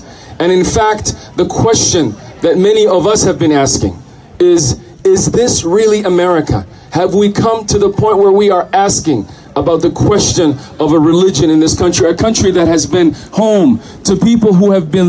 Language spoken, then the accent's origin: English; Somalia; also born or lived in Minnesota; now in United States; I'm from Somalia. My family came here in 1993.